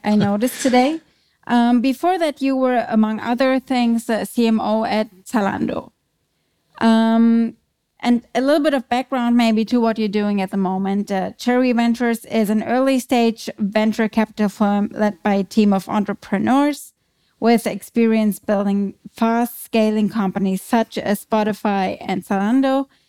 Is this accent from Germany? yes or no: yes; Germany; English is a second language; moved away as an adult; also born or lived in New York City, United States; now in Vienna, Austria; I am German. As you might be able to hear, I live in Vienna. I moved there from the Big Apple, so from New York City, where I spent the last eight years